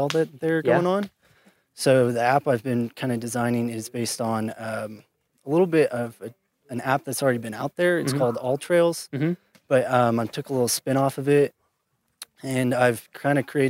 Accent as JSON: {"language": "English", "town": "St. Joseph", "region": "Missouri", "country": "United States", "said": "I'm from St. Joe, Missouri."}